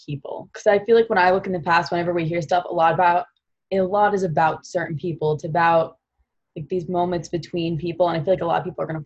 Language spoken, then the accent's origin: English; Long Island, New York, United States; moved away as an adult; also born or lived in Providence, Rhode Island; I'm from Long Island, New York.